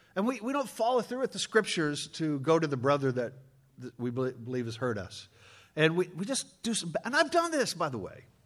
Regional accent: Chicago, Illinois, United States; I'm from Chicago.

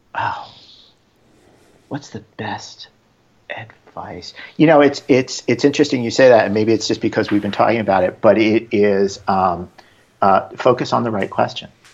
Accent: New York, United States; now in Bay Area, United States; I'm a New Yorker

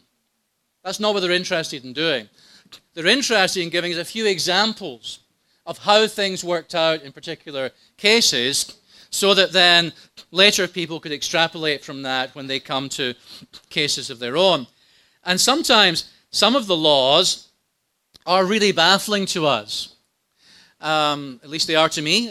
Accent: Scotland, United Kingdom; When I was growing up in Scotland

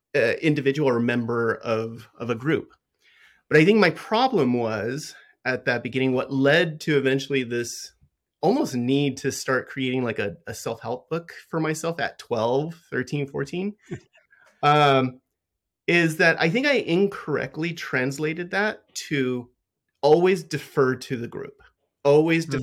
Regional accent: Los Angeles, California, United States; I was born in in Southern California, um, and I lived in a lower socioeconomic area

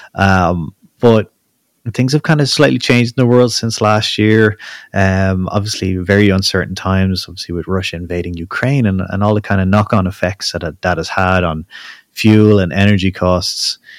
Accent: Ireland; I'm Irish

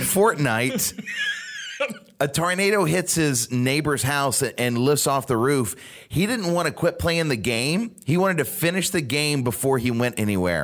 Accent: Louisiana, United States; Growing up in Louisiana

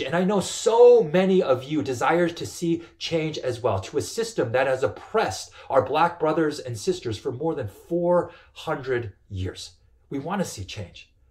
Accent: Canada; I grew up in Canada, and like most Canadian kids

